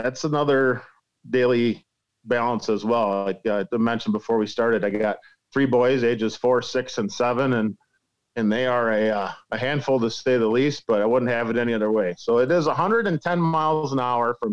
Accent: Lake Koshkonong, Rock River, Wisconsin, United States; I grew up on the Lake Koshkonong Rock River system, which is our home waters, about 2 miles away from my house.

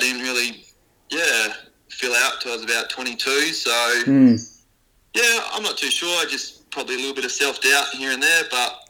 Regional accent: Adelaide, South Australia, Australia; I grew up in the West, obviously

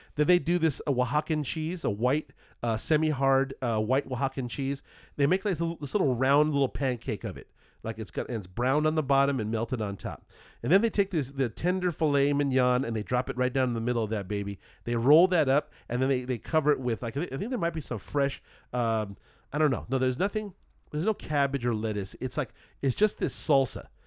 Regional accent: Southern California, United States; I'm from Southern California

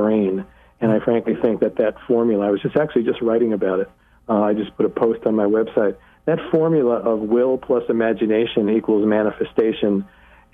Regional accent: New York City, New York, United States; I grew up in Brooklyn

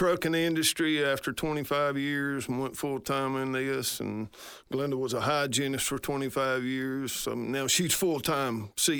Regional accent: Hartselle, United States; Born and raised in Hartsel. Graduated Hartsel. 1978, and went into service right after I got out of there, and raised up on a dairy farm

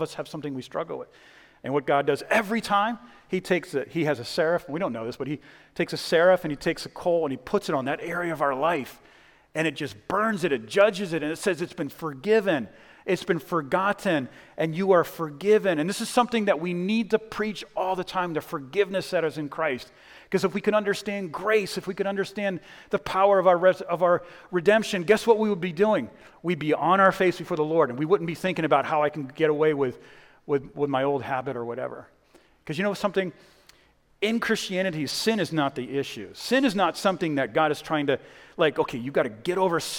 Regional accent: Boston, Massachusetts, United States; now in Texas, United States; I'm originally from Boston. Don't hold that against me. I'm not a Red Sox fan anymore.

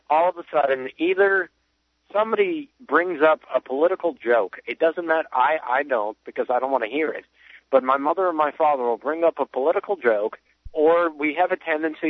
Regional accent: Chicago, Illinois, United States; moved away as an adult; now in Florida, United States; Well, I'm 20. I'm currently sitting in Florida right now, but I'm from Chicago, so my parents are up in Chicago.

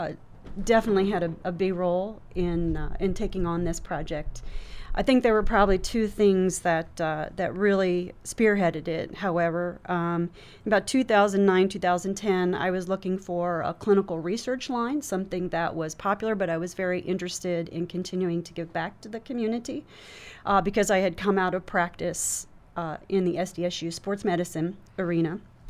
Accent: Delaware, United States; moved away as an adult; also born or lived in Virginia; No, I'm from the East Coast. I'm originally from Delaware. I grew up, went to the University of Delaware as an undergraduate.

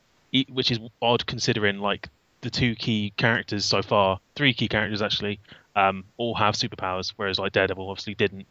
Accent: United Kingdom; as a British person

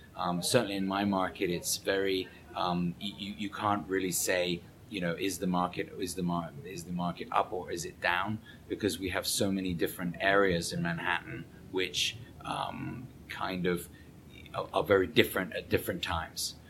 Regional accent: England, United Kingdom; moved away as an adult; now in New York, United States; being an Englishman

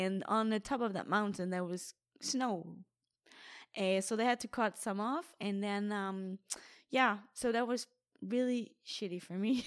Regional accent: Denmark; my triathlon club in Denmark, in my hometown

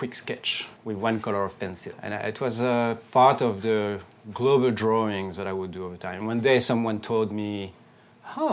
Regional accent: Brussels, Brussels-Capital Region, Belgium; moved away as an adult; also born or lived in Paris / New York; I grew up in Brussels

